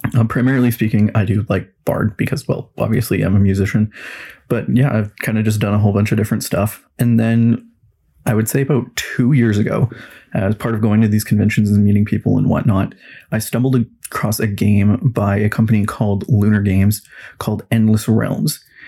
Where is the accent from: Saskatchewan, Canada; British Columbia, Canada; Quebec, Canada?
British Columbia, Canada; Kelowna; I was born and raised in Kelowna, BC for all of my life